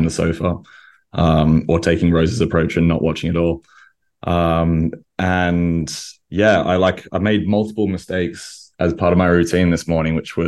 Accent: Australia; moved away; that's what I grew up with in Australia

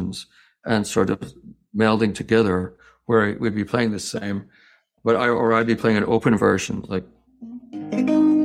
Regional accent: Scotland, United Kingdom; moved away; also born or lived in New York / Thailand / Hong Kong; I grew up in Scotland

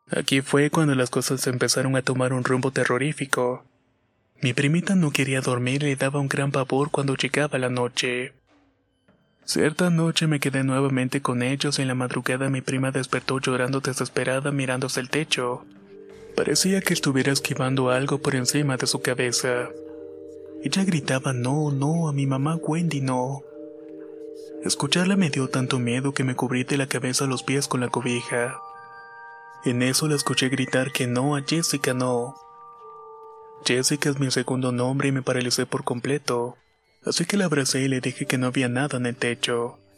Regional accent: Ciudad Juárez, Chihuahua, Mexico; now in Kansas City, United States; soy originaria de Ciudad Juárez, Chihuahua y actualmente vivo en Kansas City, Estados Unidos.

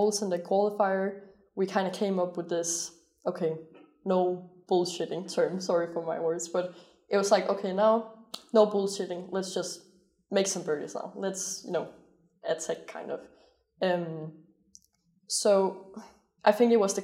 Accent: Denmark; born or raised there; moved away

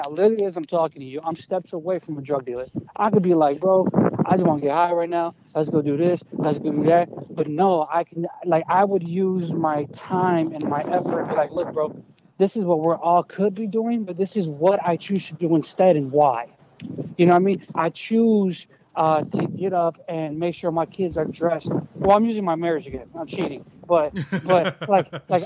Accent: Chicago, Illinois, United States; also born or lived in Colombia; I'm from Chicago

